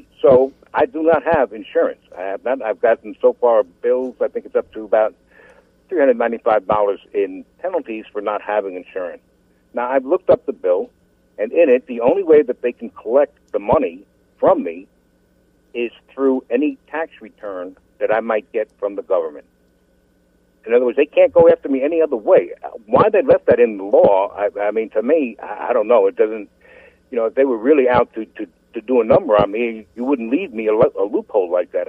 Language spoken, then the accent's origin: English; United States; I'm an American of Italian descent.